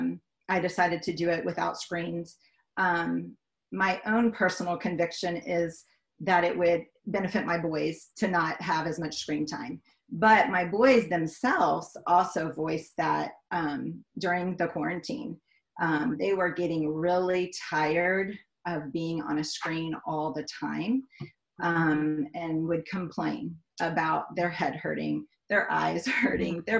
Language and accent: English; Miami, Florida, United States; moved away as an adult; also born or lived in Raleigh, North Carolina / Washington, D.C.; I grew up in Miami, Florida for 20-something years